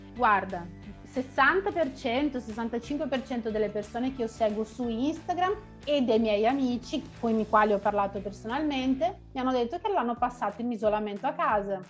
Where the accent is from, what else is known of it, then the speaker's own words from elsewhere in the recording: Vicenza, Veneto, Italy; moved away as an adult; now in Porto Alegre, Brazil; Sono nata a Vicenza, che è una piccola città che si trova in Veneto, nel nord Italia, nord-est Italia, e abito da 5 anni a Porto Alegre